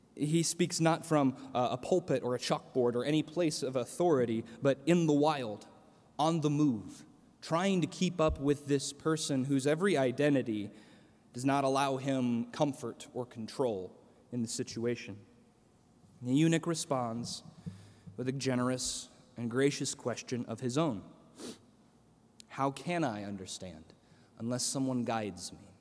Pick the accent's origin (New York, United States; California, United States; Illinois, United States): Illinois, United States; central; moved away; my hometown in central Illinois